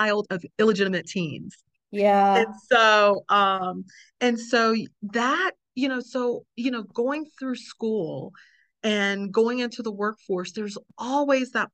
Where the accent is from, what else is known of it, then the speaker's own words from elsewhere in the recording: the South, United States; in the South, we use the word mama